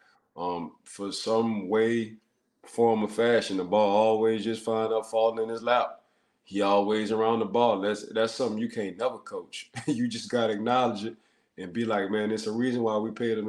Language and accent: English; New Orleans, Louisiana, United States; moved away as an adult; also born or lived in Pittsburgh; growing up in New Orleans